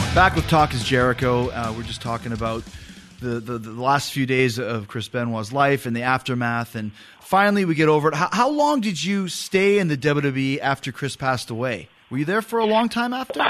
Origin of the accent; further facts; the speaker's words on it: Winnipeg, Manitoba, Canada; I'm from Winnipeg in the middle of the country